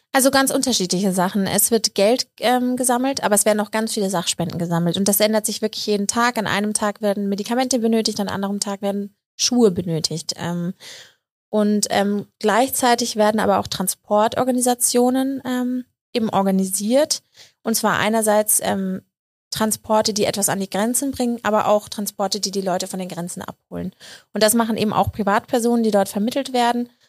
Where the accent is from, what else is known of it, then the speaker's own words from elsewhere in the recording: Munich, Bavaria, Germany; frage ich mich als Münchnerin